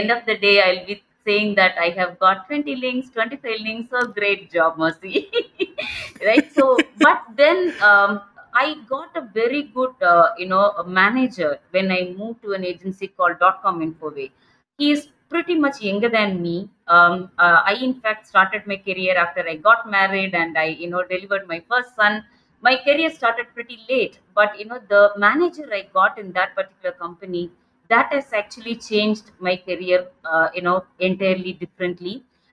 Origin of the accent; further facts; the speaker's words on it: Tamil Nadu, India; now in Bangalore, India; I'm from the southern part of India, Tamil Nadu.